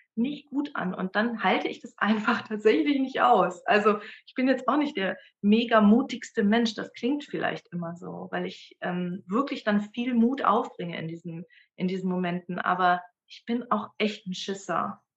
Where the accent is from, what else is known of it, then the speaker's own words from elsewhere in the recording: Dortmund, North Rhine-Westphalia, Germany; moved away; also born or lived in Bremen; geboren bin ich und aufgewachsen bin ich in Dortmund